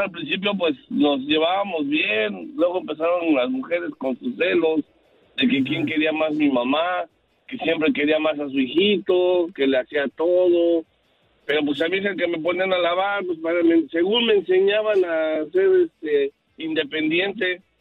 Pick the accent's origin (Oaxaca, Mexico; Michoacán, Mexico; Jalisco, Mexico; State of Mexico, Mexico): Michoacán, Mexico; Oh, pues que como somos de Michoacán, pues